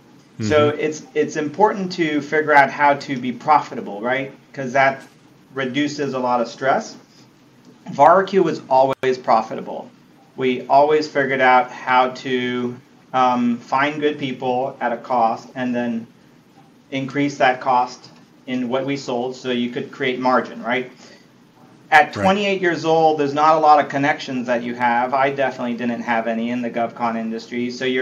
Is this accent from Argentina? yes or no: yes; Argentina; moved away as an adult; also born or lived in Italy; now in United States; I was born in Italy, grew up largely in Argentina, so I came to the States somewhat like an immigrant. I was 18 years old when I landed in Miami